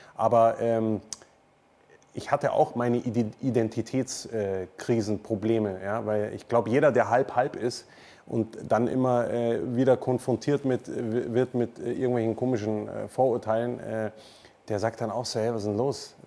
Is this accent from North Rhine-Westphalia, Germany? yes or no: no; Munich, Bavaria, Germany; accent: Münchnerisch, Bayerisch; also born or lived in Neuburg an der Donau; Ich würde sagen, München ist meine Heimat